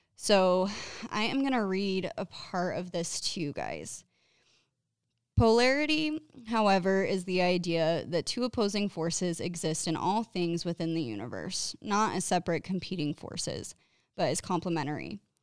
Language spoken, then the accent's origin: English; Clearfield, Utah, United States; I've grown up in Utah my entire life, mostly in the northern Utah area around Clearfield